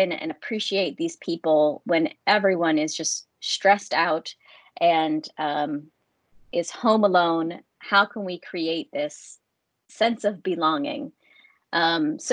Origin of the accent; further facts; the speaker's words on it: United States; moved away as an adult; now in London, United Kingdom; I'm from the United States